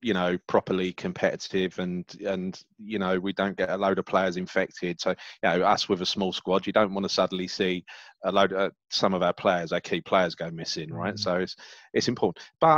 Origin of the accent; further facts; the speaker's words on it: London, United Kingdom; I'm from the East End. I grew up, born in Hackney, raised in Stepney and Mile End. You couldn't get too much more East End than that. Went to school in Bethnal Green and Stepney